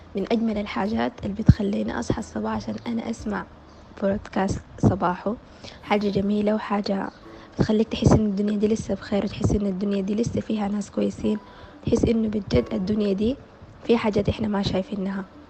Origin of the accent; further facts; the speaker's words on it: Sudan; من السودان